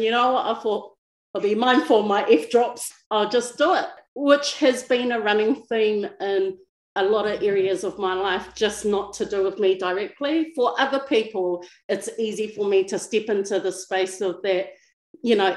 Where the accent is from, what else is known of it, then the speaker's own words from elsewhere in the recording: Wellington, New Zealand; now in Palmerston North, New Zealand; currently based in Palmerston North New Zealand, born and bred in Wellington.